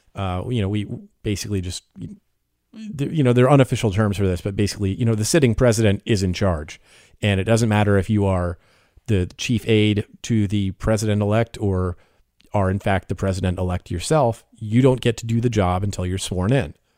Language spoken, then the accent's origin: English; United States; I am the American journalist